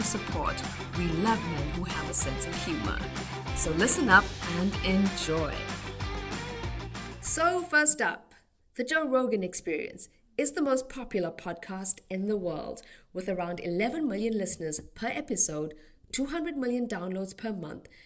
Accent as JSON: {"language": "English", "country": "South Africa", "said": "my home country of South Africa"}